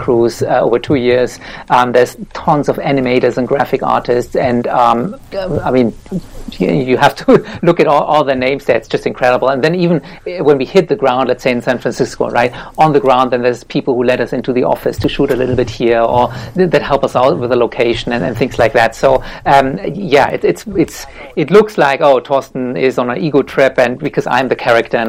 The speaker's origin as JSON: {"language": "English", "country": "Germany", "tie": "born or raised there", "moved": "yes", "lives_now": "Australia", "said": "this is my hometown here"}